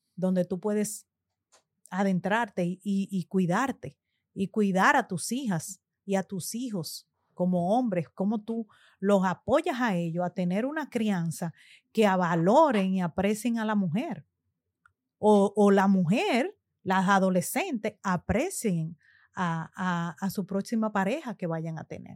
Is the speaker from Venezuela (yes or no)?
no; Dominican Republic; siendo República Dominicana, nuestro país natal